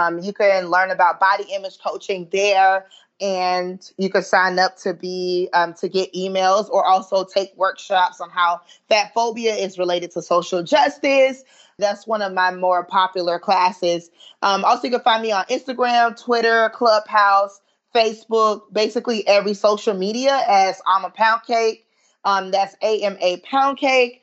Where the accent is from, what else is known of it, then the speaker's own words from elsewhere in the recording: Southern, United States; accent: Southern Ebonics / African-American Vernacular English; first language Southern Ebonics (African-American Vernacular English); my first language is, you know, Southern Ebonics. And like, you know, I'm very proud of speaking African-American vernacular English